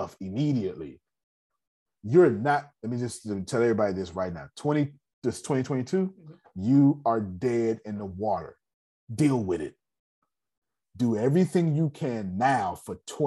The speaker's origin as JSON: {"language": "English", "country": "United States", "said": "I'm American."}